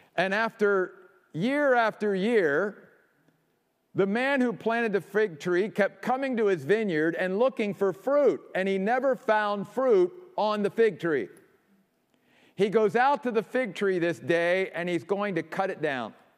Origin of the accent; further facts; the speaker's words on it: Maryland, United States; moved away; also born or lived in New York; my home state of Maryland